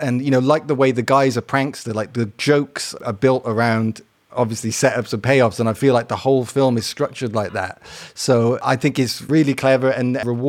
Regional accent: Wales, United Kingdom; In Wales.

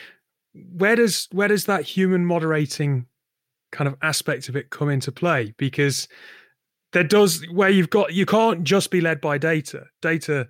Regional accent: Northumberland, North East England, United Kingdom; moved away as an adult; also born or lived in Essex; I'm from the northeast of England. I'm from Northumberland

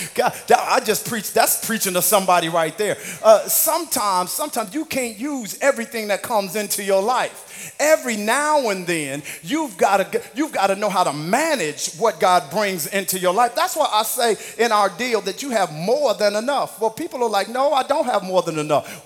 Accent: Missouri, United States; moved away; In the Midwest where I grew up

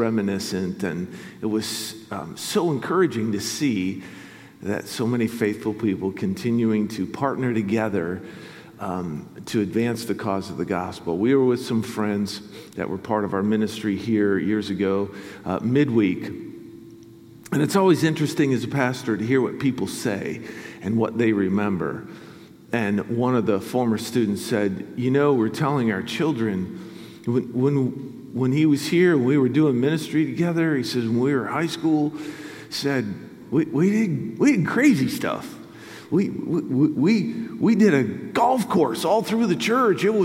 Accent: Grand Rapids, Michigan, United States; moved away; also born or lived in Canada; I'm from Grand Rapids originally, so West Michigan's home for me.

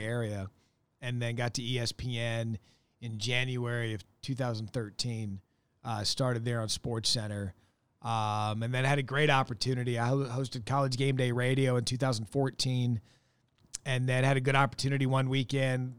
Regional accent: Scottsdale, Arizona, United States; moved away as an adult; also born or lived in Wisconsin; I was born and raised in Scottsdale, Arizona.

